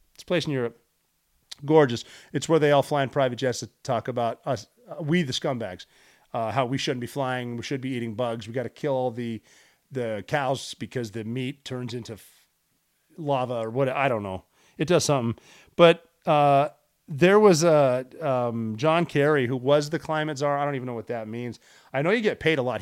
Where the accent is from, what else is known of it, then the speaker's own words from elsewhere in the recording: United States; I am an American